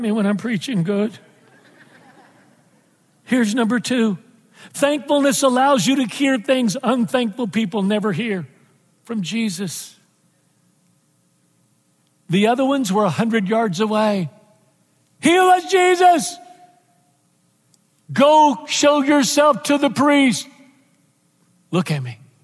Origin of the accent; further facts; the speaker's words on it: Texas, United States; moved away; I'm from Texas, and I left Texas a long time ago